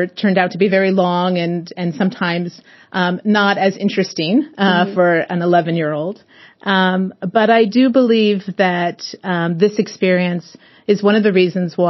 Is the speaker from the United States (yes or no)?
yes; Portland, Oregon, United States; in the sixth grade in Portland, Oregon, my hometown